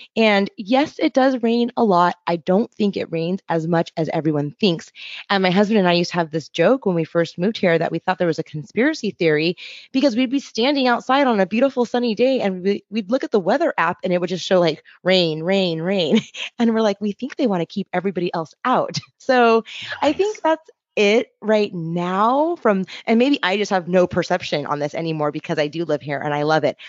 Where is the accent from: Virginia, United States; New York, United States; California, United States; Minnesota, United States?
California, United States; Los Angeles; moved away as an adult; also born or lived in Encinitas, California; now in Portland, United States; I'm from Los Angeles, California, and actually made my way here via San Diego